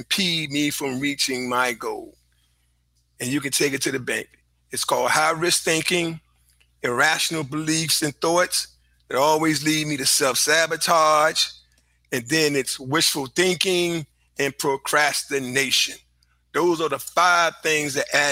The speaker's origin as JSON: {"language": "English", "town": "Richmond", "region": "Virginia", "country": "United States", "tie": "born or raised there", "said": "I'm from Richmond, Virginia. Been here all of my life"}